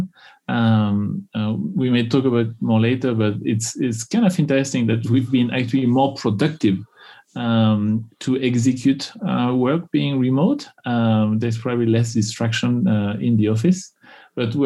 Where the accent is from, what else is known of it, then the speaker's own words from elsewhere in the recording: Tours, Centre-Val de Loire, France; English is a second language; moved away as an adult; also born or lived in Houston, Texas; now in United States; I grew up in the center of France, in a city called Tours, Actually, ironically, is the part of France where there is no accent.